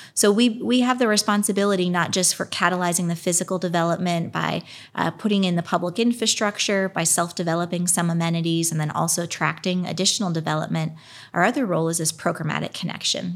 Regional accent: Pennsylvania, United States; now in Indianapolis, United States; I grew up primarily in Pennsylvania. I was born in Indianapolis

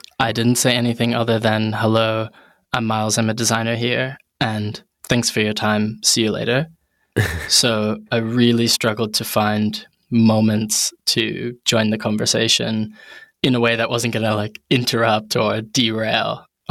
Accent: New Haven, Connecticut, United States; moved away as an adult; now in London, United Kingdom; And I'm originally from New Haven, Connecticut. Big shout to New Haven.

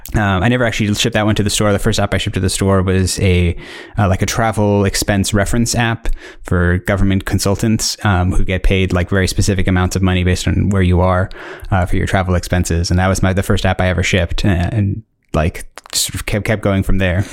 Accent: Northern Virginia, United States; moved away as an adult; also born or lived in South Africa; now in United Kingdom; I was born in South Africa, uh, lived there till I was eleven, and then moved to the United States, uh, and, uh, specifically, like, the Northern Virginia area

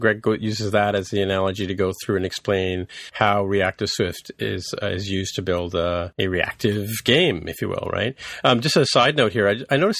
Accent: England, United Kingdom; No, because I came from England where we played Snakes and Ladders.

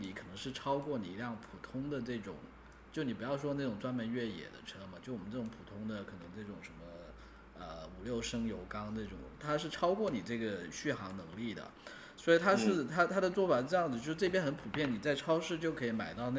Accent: Shenzhen, Guangdong, China; 呃主要是我们这些从小在深圳长大的，

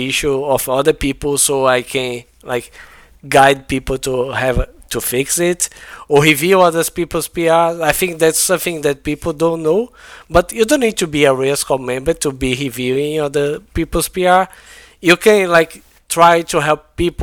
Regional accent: Brazil; English is a second language; I'm not an English first language like person, right? I'm from Brazil

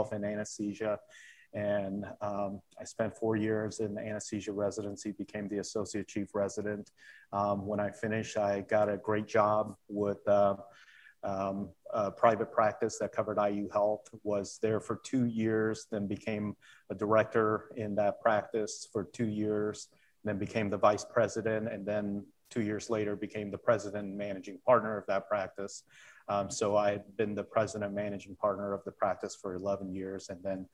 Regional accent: Indiana, United States; also born or lived in South Korea; growing up in Indiana

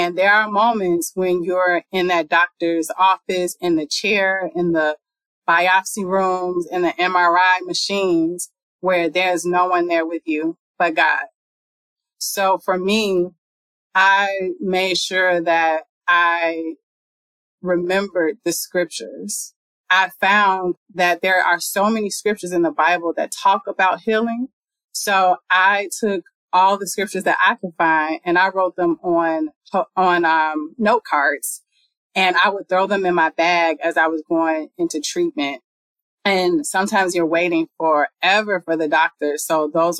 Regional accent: Chicago, Illinois, United States; also born or lived in Harlem, New York; now in New York, United States; I'm originally from Chicago.

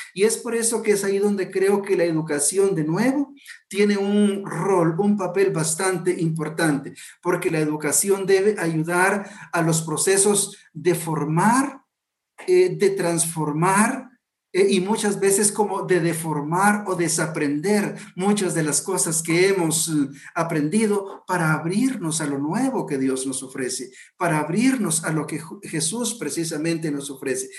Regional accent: Guatemala

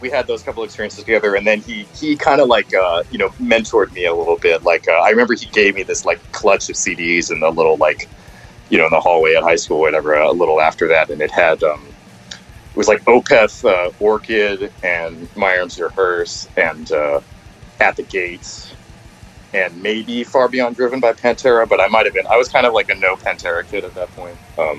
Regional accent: New York City, New York, United States; obviously like I was like from New York City, you know, like you feel very like oppositional maybe to like that sort of thing

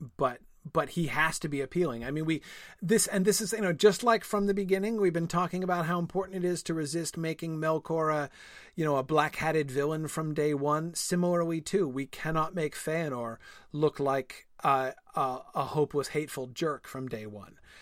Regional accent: New England, United States; I grew up in New England

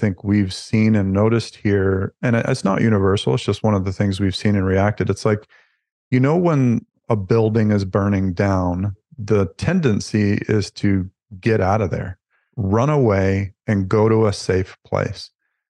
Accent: the South, United States; now in Canada; I grew up in the Southern United States, which is fairly conservative. And that was the norm for me and love that it resonates is true for me. And so coming to Canada was a bit of a culture shock

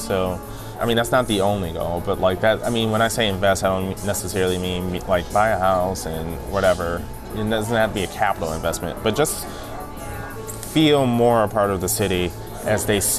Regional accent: Detroit, Michigan, United States; I grew up in Russell Woods, which is on the west side. It started off as a very Jewish neighborhood. And then after White Flight and all of that, it became a very black neighborhood.

